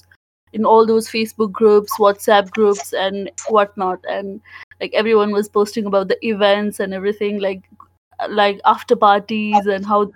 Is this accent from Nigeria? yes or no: no; Nepal; moved away as an adult; now in Mississippi, United States; I came from Nepal to pursue my undergrad